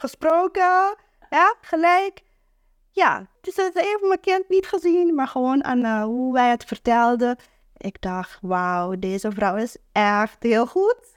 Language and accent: Dutch; Curaçao; now in Netherlands; ik kom uit Curaçao